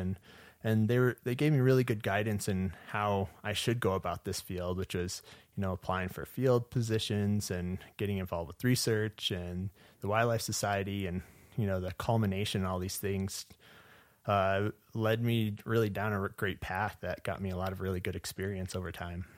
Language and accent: English; Portage, Michigan, United States; moved away as an adult; also born or lived in Tennessee / Upper Peninsula, Michigan / Yellowstone National Park; now in Montana, United States; originally I'm from Portage, Michigan, which is located in southwest Michigan